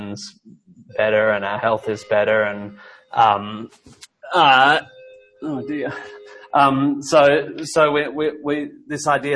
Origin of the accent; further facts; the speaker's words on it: Australia; also born or lived in United States; as an Australian. You know, I've lived in the States, obviously